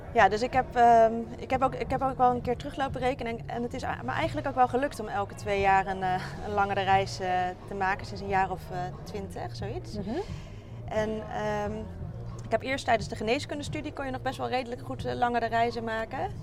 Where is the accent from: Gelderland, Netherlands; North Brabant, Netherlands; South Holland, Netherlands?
South Holland, Netherlands; Rotterdam; Ik kom uit Rotterdam en daar werk ik als longarts in opleiding